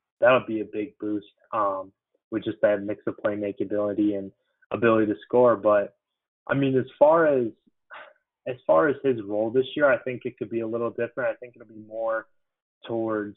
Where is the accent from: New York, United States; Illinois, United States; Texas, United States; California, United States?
Illinois, United States; Chicago suburbs; being an Illinois kid too, growing up in the Chicago suburbs